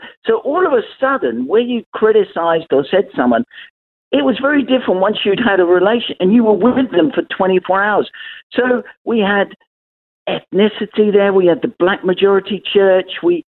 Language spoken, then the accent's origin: English; London, United Kingdom; accent: Cockney; I'm actually an East Ender. I was born in Hackney under the sound of Bow Bells. So you could say I'm a geezer, really, if you want to use the Cockney slang.